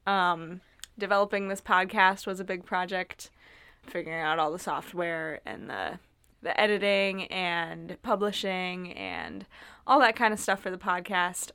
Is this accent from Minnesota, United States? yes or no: yes; Northfield, Minnesota, United States; I'm originally from Northfield, Minnesota, um, graduated from high school there in twenty nineteen